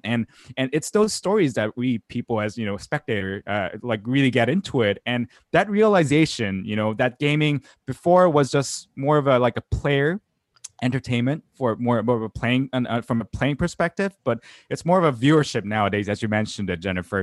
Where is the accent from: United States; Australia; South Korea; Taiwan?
South Korea; in the nineties, uh, where I grew up in South Korea